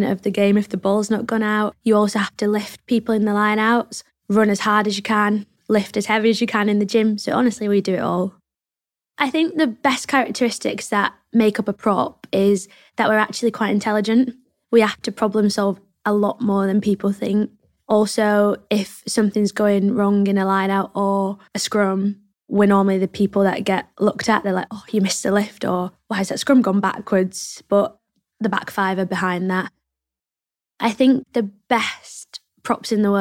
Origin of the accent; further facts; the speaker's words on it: Salford, North West England, United Kingdom; accent: northern; I grew up in Salford.